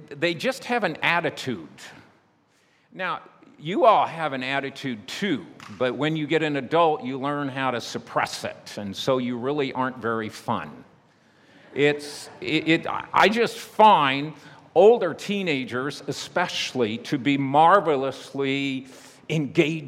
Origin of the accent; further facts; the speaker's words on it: United States; my home country, United States